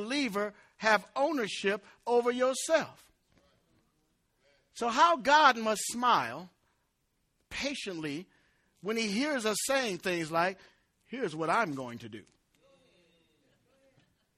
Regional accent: United States; I never considered myself anything less than an American

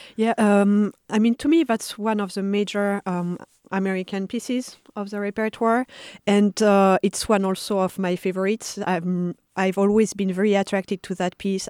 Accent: Paris, Île-de-France, France; moved away; I was born in Paris, and I, uh, mostly grew up, uh, in the suburbs

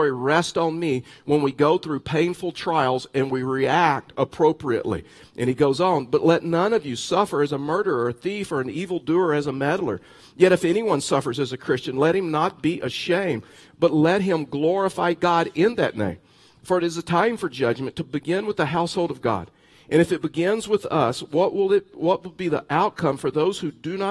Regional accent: Texas, United States; moved away as an adult; I'm from Texas

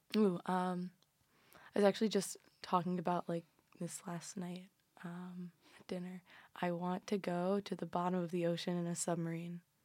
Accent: Cincinnati, Ohio, United States; moved away; I'm from Cincinnati, so Ohio all the way

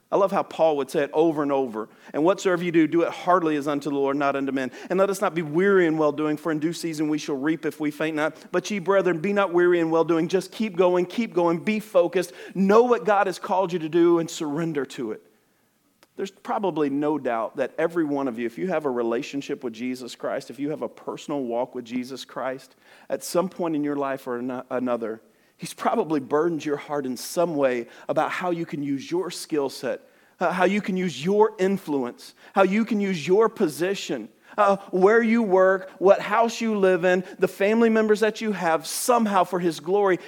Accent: Alabama, United States; I talk super fast, and I am from Alabama.

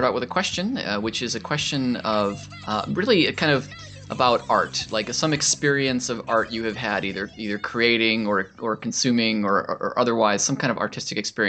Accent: Minneapolis, Minnesota, United States; Minneapolis, which is my hometown.

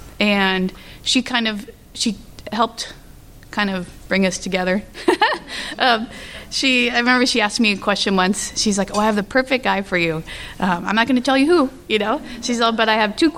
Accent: California, United States; I was born and raised in California

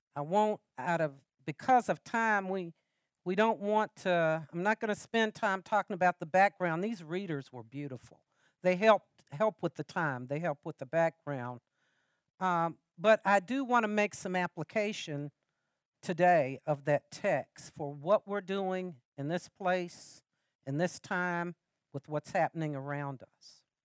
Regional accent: Lexington, United States; I'm from Lexington.

